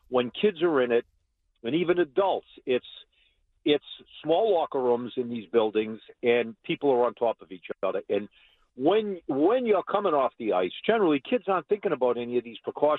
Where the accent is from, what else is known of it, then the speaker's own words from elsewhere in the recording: Boston, Massachusetts, United States; I grew up in one in East Boston